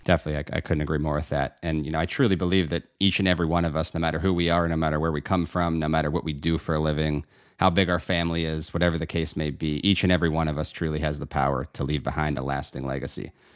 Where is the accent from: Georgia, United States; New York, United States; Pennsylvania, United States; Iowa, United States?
Pennsylvania, United States; Pittsburgh; now in Florida, United States; proudly born and raised in the great city of Pittsburgh, Pennsylvania